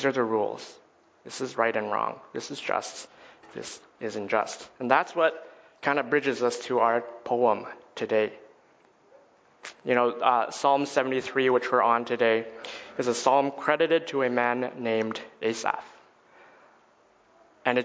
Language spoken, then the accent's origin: English; Edmonton, Alberta, Canada; I was born and raised in Edmonton, Alberta